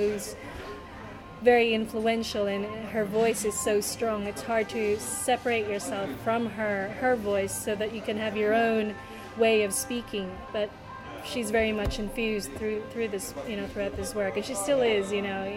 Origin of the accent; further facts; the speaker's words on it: Hobart, Tasmania, Australia; also born or lived in Manila, Philippines; You and I grew up in Hobart in Tasmania